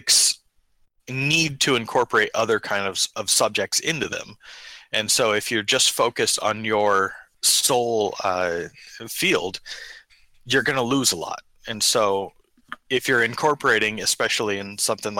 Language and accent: English; Sacramento, California, United States; now in Sacramento, United States; We're originally from Sacramento